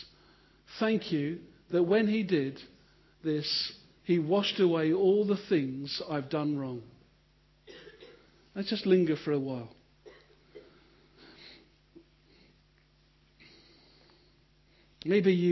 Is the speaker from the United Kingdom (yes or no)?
yes; United Kingdom; because we're British